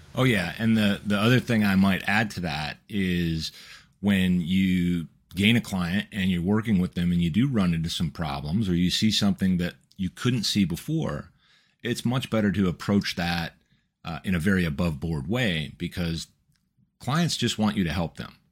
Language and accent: English; Midwest, United States; we come from the Midwest